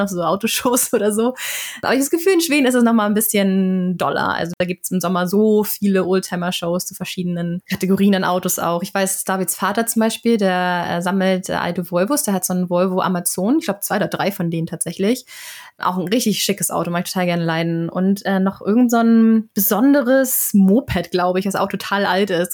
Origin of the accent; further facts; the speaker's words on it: Northern Germany, Germany; moved away as an adult; now in Sweden; bei uns in Norddeutschland auf dem Land